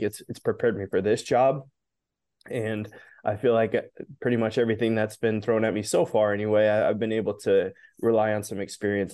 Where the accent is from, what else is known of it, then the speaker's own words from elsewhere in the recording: Nebraska, United States; having been born and raised in Nebraska